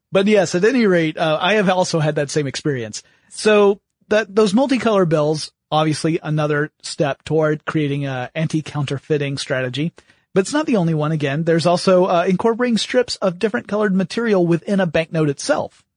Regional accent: United States; on behalf of all Americans

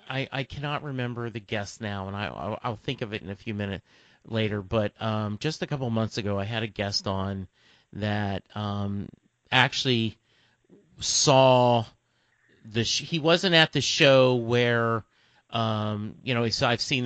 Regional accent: Lake Charles, Louisiana, United States; now in Dallas, United States; I grew up in Lake Charles, Louisiana. That's 3 hours away from Houston. I graduated high school in 77.

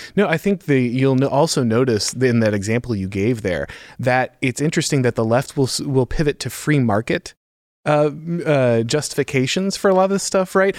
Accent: Florida, United States; I grew up in Florida

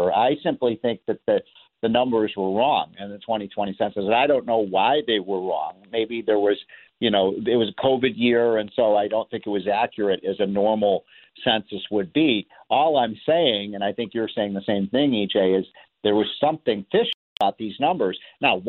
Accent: Illinois, United States; my home state of Illinois

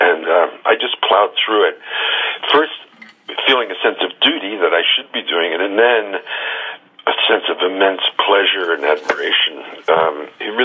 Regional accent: United States

